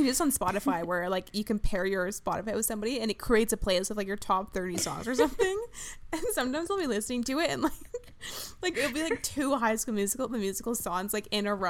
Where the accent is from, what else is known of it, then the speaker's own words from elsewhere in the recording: Vancouver Island, British Columbia, Canada; I'm from Vancouver Island.